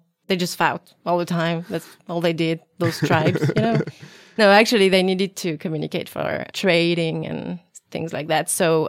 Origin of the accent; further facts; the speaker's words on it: Toulouse, Occitania, France; first language French; English is a second language; I grew up in Toulouse, which is southern France. And we don't use the same words to talk about some things.